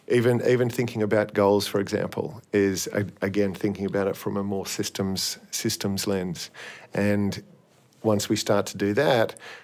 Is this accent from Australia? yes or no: yes; Australia; they knew I was from Australia, and I said I was attending the Sydney Uni Masters.